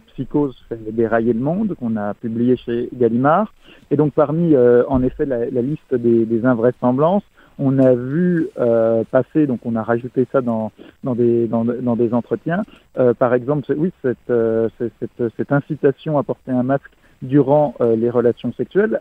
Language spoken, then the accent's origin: French; France; en tant que Français